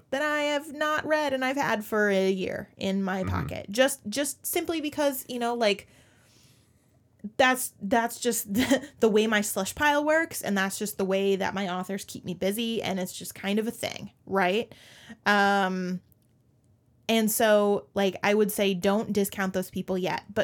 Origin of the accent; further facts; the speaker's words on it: Minnesota, United States; as a Minnesotan